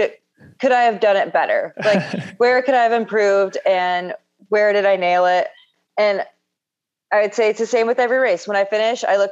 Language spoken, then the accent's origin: English; Onalaska, Washington, United States; now in Silverton, United States; exit 68 on I-5. it's a little town called Onalaska.